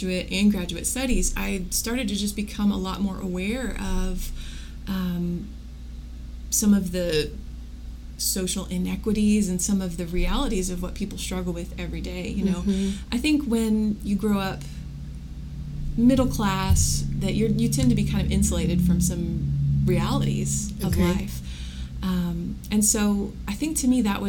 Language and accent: English; Wichita, Kansas, United States; I grew up in Wichita, so I felt like I had a pretty good sense of what was around here